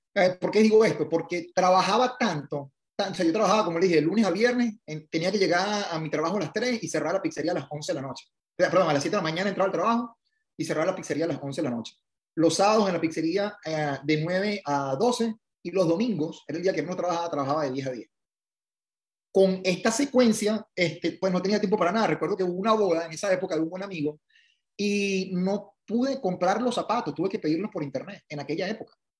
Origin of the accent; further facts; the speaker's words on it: Venezuela; moved away as an adult; also born or lived in Italy; now in United States; me gradué de ingeniero en, en, Venezuela.